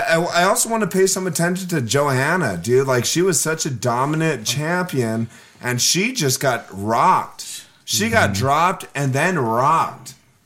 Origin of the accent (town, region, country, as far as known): La Mirada, California, United States